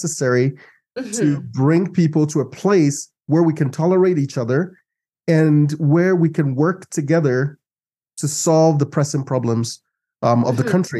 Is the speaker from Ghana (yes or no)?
yes; Ghana; now in United States; I grew up in Ghana, and in Ghana, at least from the time I was born till the time I was 16, I knew only one president